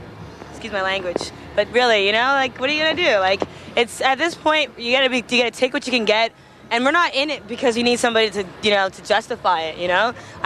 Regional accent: Canada; I think it's hard being a Canadian artist in general.

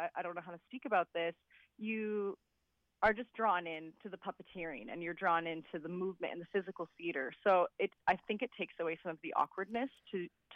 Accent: Montreal, Quebec, Canada; I'm from Montreal

